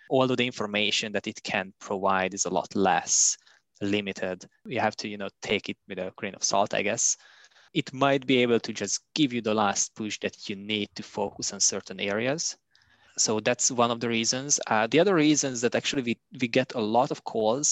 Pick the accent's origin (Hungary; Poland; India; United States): Hungary; moved away as an adult; also born or lived in Budapest, Hungary; now in Canada; By trade, I'm a geophysicist from Hungary. I finished my university studies in Budapest